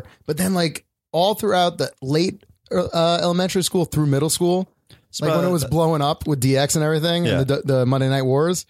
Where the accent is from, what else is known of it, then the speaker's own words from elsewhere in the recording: New York, United States; So I grew up in New York.